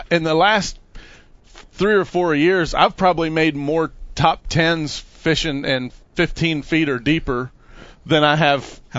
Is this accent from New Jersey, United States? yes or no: no; Western Maryland, United States; moved away as an adult; now in Florida, United States; the lake I grew up on wasn't Lake Okeechobee or anything. I grew up on Deep Creek Lake in Western Maryland.